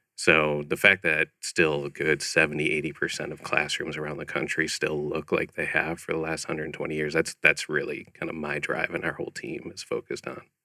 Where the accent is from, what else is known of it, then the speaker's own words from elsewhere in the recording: Chicago, Illinois, United States; moved away as an adult; also born or lived in Ohio; now in Scottsdale, United States; I grew up in Chicago area